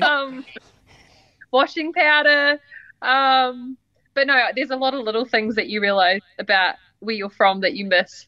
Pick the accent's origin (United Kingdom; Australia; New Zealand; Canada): New Zealand; moved away as an adult; now in Nashville, United States; as a Kiwi